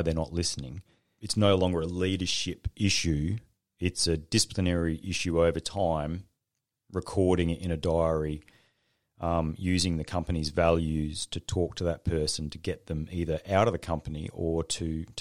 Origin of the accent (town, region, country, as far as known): Australia